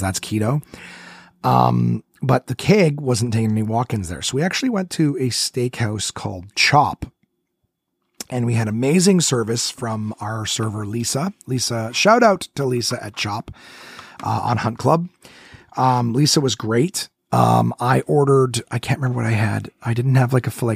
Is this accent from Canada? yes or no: yes; Ottawa, Ontario, Canada; Ottawa, my hometown